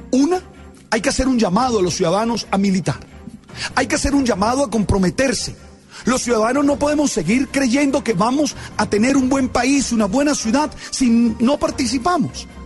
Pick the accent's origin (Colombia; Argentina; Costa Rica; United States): Colombia; nosotros como colombianos nos enorgullecemos de Cartagena.